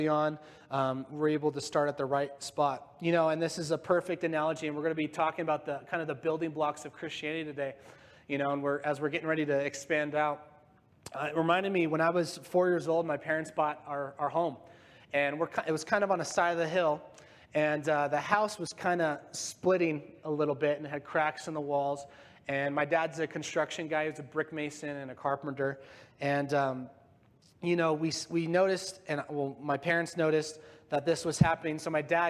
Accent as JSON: {"language": "English", "town": "Yorba Linda", "region": "California", "country": "United States", "tie": "born or raised there", "moved": "yes", "said": "I'm from Yorba Linda, California in Orange County. That's where I grew up"}